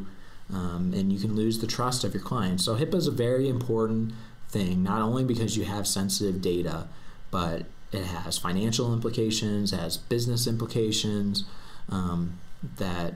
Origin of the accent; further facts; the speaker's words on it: St. Louis, Missouri, United States; moved away as an adult; now in Denver, United States; I'm originally from St. Louis, Missouri, and I moved out here to attend the University of Denver Sturm College of Law.